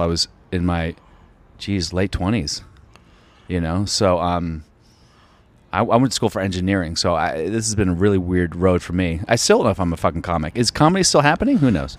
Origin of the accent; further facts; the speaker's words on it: Alexandria, Virginia, United States; I'm from Virginia, outside D C.